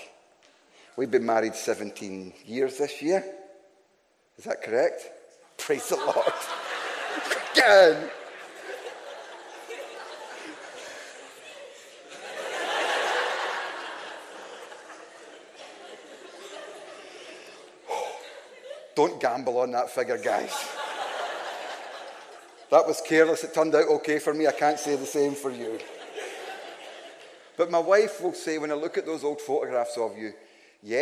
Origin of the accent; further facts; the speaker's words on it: Glasgow, Scotland, United Kingdom; I am from Glasgow